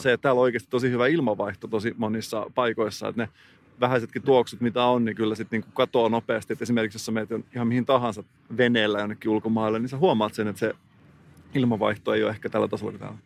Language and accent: Finnish; Salo, Southwest Finland, Finland; moved away; mä oon kotoisin Salosta